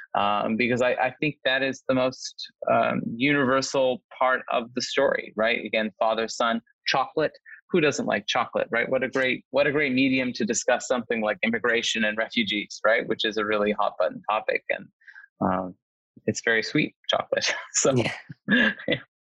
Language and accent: English; Nova Scotia, Canada; now in Los Angeles, United States; I'm, I'm originally from Nova Scotia myself, uh, from a small community